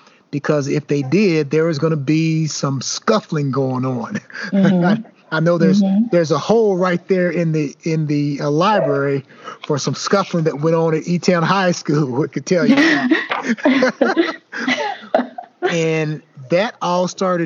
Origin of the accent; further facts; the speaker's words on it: the South, United States; now in Indiana, United States; Moving to Indiana, I tell folks all the time when I first moved here, I said, I grew up in the South.